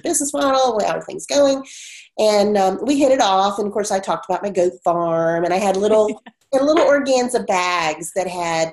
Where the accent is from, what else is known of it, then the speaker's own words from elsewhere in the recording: Virginia Beach, Virginia, United States; I grew up in Virginia Beach